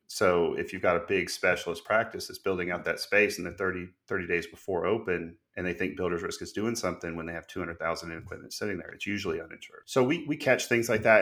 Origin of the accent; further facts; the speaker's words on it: Gwinnett, Georgia, United States; now in Watkinsville, United States; I felt like I grew up in Gwinnett Animal Clinic in Georgia